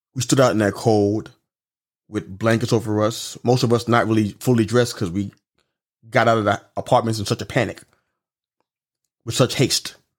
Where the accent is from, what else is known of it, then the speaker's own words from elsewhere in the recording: New York City, New York, United States; I'm from Brooklyn, New York